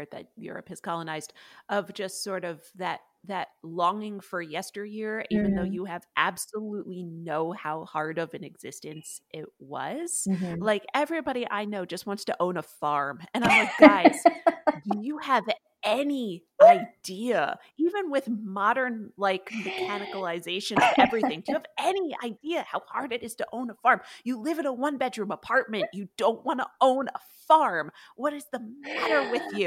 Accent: New England, United States; now in Los Angeles, United States; I'm from New England. I'm from, you know, where the colonists first started.

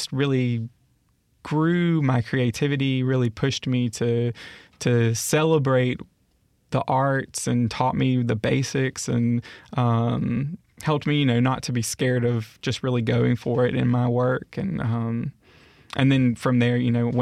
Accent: Laurel, Mississippi, United States; also born or lived in Meridian, Mississippi / Southeast US / Fairhope, Alabama; growing up in Laurel was, it was such a cool experience

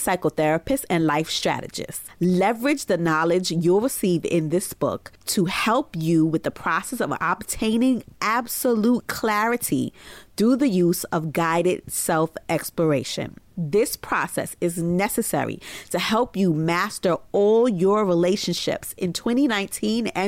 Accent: New York City, New York, United States; in private practice in my hometown of Brooklyn, New York

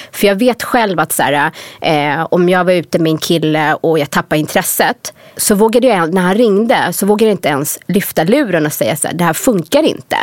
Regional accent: Sweden; moved away as an adult; när jag var yngre i Sverige, alltså en av anledningarna till att jag verkligen ville dra från Sverige

